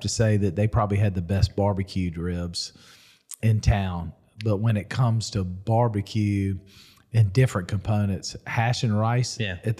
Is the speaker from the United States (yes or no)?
yes; Spartanburg, South Carolina, United States; now in Columbia, United States; I grew up in Spartanburg.